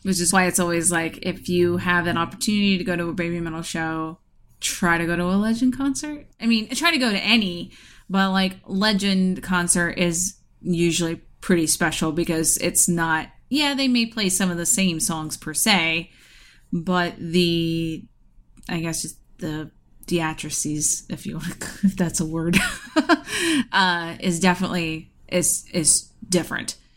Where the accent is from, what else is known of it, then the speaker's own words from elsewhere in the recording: Ohio, United States; my home state of Ohio